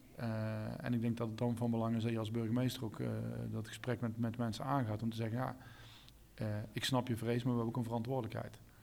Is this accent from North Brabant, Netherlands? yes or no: yes; North Brabant, Netherlands; als Brabander